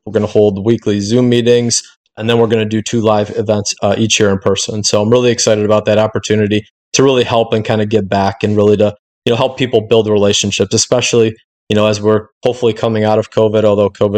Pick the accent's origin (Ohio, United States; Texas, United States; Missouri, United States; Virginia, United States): Ohio, United States; Cleveland; I'm from Cleveland, Ohio